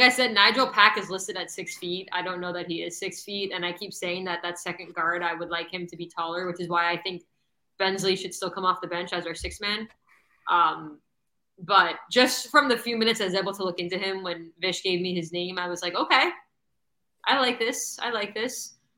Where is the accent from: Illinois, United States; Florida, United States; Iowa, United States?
Florida, United States; Broward County, South; also born or lived in New Mexico; I moved to Broward when I was one, but I was born in New Mexico. I tell everyone I'm from South Florida because I've lived here since I, I was mean, one